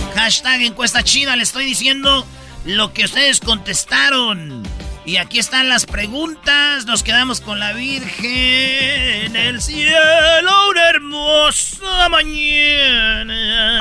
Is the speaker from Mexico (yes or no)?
yes; Jiquilpan, Michoacán, Mexico; sí soy de Michoacán y que soy de Jiquilpan